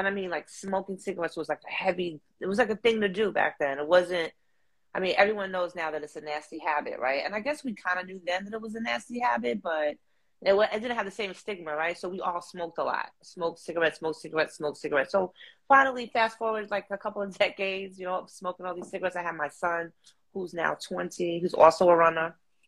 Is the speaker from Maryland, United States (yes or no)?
no; Harlem, New York, United States; This is where I'm from. This is where I'm from, baby.